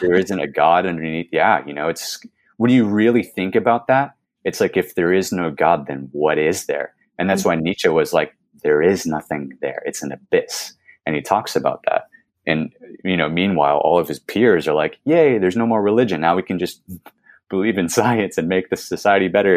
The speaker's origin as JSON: {"language": "English", "region": "California", "country": "United States", "tie": "born or raised there", "said": "I was born in California, born and raised"}